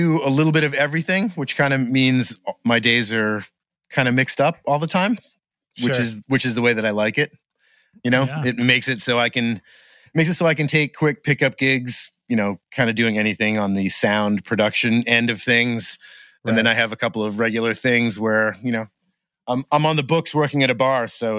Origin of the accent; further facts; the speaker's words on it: Gardiner, Maine, United States; also born or lived in Boston; I grew up in Maine.